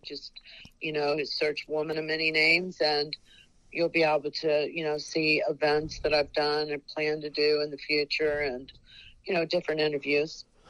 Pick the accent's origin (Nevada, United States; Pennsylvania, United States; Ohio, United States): Ohio, United States; now in Bonita Springs, United States; I was born in Ohio and mostly raised in the Ohio